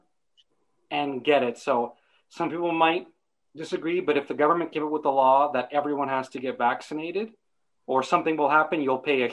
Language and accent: English; Canada; moved away as an adult; now in Ireland; living here in Ireland, being a Canadian